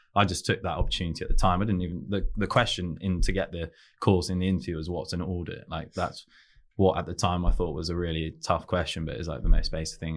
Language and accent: English; London, United Kingdom; also born or lived in Newcastle; we're from around Chelsea and, and that area